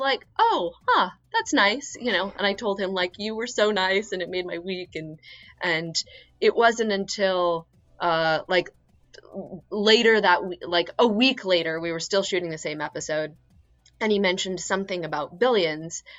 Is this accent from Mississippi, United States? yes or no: no; Philadelphia, Pennsylvania, United States; moved away as an adult; now in Queens, New York, United States; I'm from Philadelphia